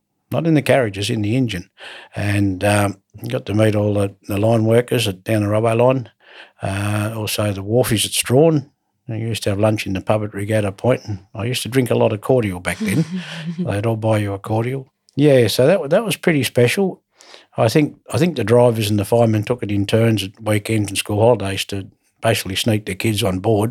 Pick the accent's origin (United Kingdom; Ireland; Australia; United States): Australia; Queenstown, Tasmania; moved away as an adult; now in Hobart, Australia; loved growing up in Queenstown, and because of the work situation in 1976, I moved to Hobart to find work